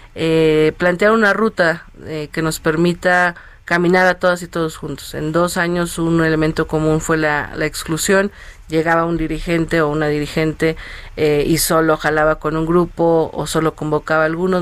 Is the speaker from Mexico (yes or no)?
yes; Mexico City, Mexico; yo soy de Iztacalco